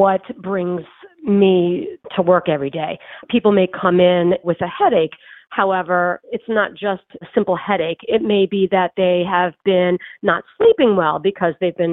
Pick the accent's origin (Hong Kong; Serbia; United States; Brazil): United States; Philadelphia, Pennsylvania; moved away as an adult; now in Boston, United States; I am actually from the Philadelphia area. I just moved to Boston about a year and a half ago